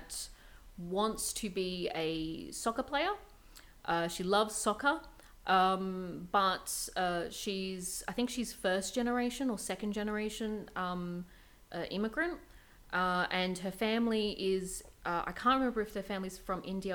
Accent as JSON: {"language": "English", "country": "Australia", "said": "as an Australian"}